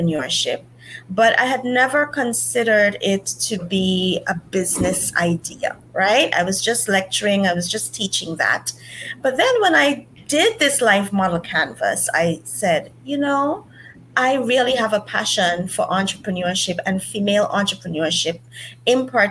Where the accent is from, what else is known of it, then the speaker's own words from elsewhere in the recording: St. Kitts & Nevis; I am from St. Kitts